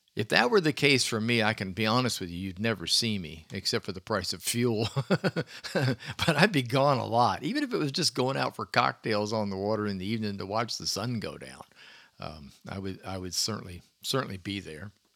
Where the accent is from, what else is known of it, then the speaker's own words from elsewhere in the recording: Clearwater, Florida, United States; growing up in Clearwater o, on a beach